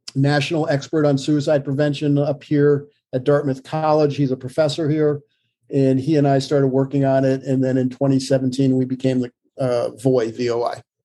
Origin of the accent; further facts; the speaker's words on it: Vermont, United States; also born or lived in Virginia; now in Hanover, New Hampshire, United States; I was born in Vermont